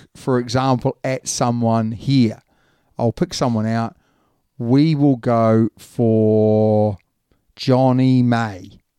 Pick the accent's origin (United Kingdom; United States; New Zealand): New Zealand; I'm a Kiwi